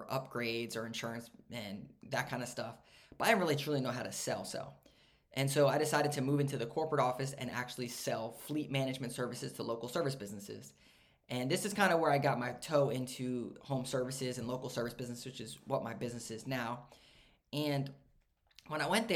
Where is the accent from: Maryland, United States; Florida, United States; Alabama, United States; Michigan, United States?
Maryland, United States; also born or lived in Pittsburgh; I grew up in Maryland